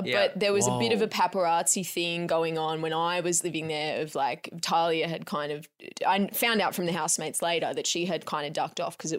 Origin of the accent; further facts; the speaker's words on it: Geelong, Victoria, Australia; now in Sydney, Australia; I'm not from Sydney. I'm just from Geelong.